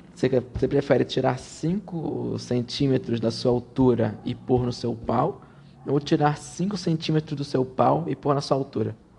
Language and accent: Portuguese; Rio de Janeiro, Brazil; eu sou carioca